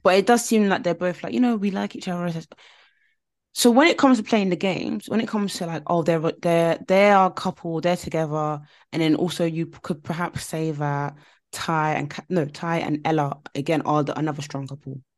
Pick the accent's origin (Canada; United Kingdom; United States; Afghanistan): United Kingdom; we're all British.